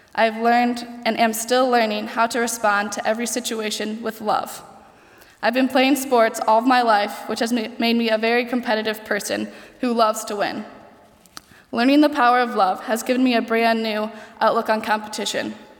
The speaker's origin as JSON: {"language": "English", "country": "United States", "said": "I'm from the United States"}